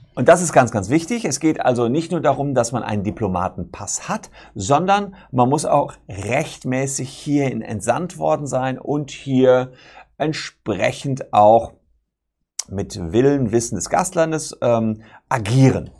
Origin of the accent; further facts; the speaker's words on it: Germany; Bei uns Deutschen